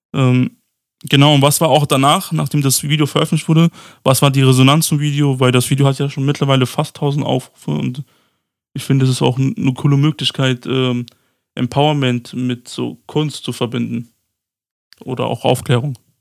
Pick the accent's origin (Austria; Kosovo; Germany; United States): Kosovo; Pristina; moved away; in meiner alten Heimat, also wo ich geboren wurde, im Kosovo, in Pristina